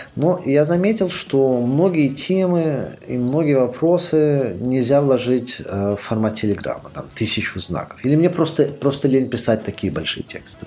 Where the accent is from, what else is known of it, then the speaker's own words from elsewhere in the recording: Minsk, Belarus; moved away as an adult; also born or lived in Dresden, Germany / Grenoble, France; Я родился в Минске.